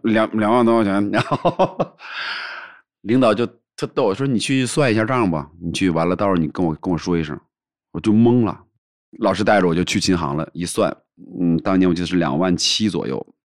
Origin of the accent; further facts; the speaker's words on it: Qiqihar, Heilongjiang, China; moved away; also born or lived in Harbin; 我再穷，我也是城市长大的，就感觉还是个城里孩子